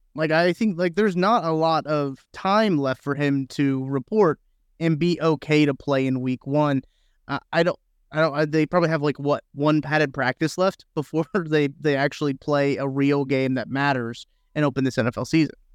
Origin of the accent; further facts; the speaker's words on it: Missouri, United States; I'm from Missouri, born and raised in Missouri.